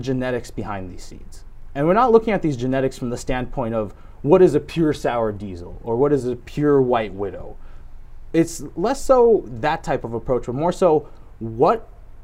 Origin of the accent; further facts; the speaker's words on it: New York, United States; coming from my home state, New York